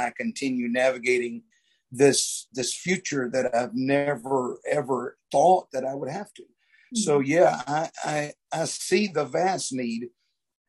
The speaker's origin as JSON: {"language": "English", "region": "Louisiana", "country": "United States", "tie": "born or raised there", "said": "I grew up here in Louisiana"}